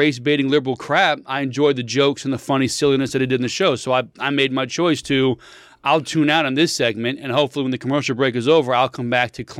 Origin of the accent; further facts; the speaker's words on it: Cuba; If the government only wants your guns, like I'm from Cuba, this is what happens when the government only has the guns.